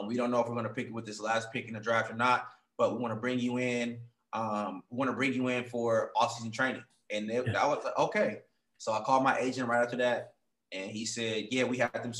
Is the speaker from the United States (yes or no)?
yes; Oakland, California, United States; moved away; also born or lived in Seattle; I'm from Oakland